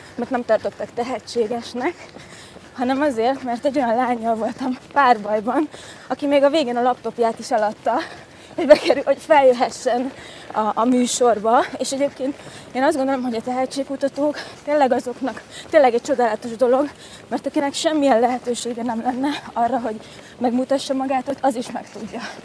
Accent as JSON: {"language": "Hungarian", "town": "Győr", "region": "Győr-Moson-Sopron", "country": "Hungary", "moved": "as an adult", "lives_now": "Budapest, Hungary", "said": "a gimnáziumban elkezdtem a Győri Nemzetiben, Győri Nemzetinek a stúdiójában tanulni színészetet"}